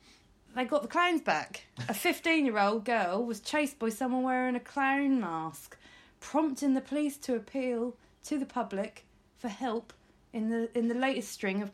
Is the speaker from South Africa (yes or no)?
no; Norfolk, East of England, United Kingdom; and I'm from Norfolk